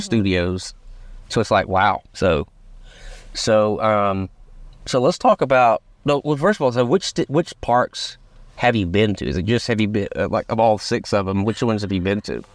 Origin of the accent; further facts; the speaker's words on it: Rome, United States; we're both from Rome